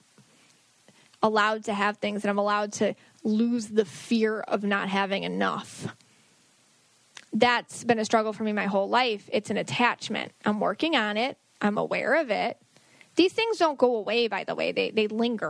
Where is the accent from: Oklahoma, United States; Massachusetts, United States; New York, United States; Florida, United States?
New York, United States; Buffalo; I'm from Buffalo